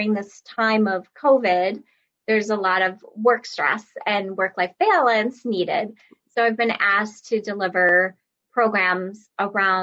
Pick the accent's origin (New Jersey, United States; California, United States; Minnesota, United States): Minnesota, United States; I'm from Minnesota, so I would work around the Twin Cities area for live classes